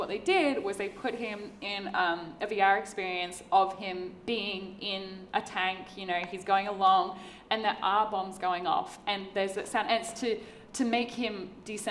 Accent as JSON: {"language": "English", "area": "Torres Strait Islands", "region": "Queensland", "country": "Australia", "tie": "born or raised there", "said": "I grew up in the Torres Straits. I went diving every single day of my life."}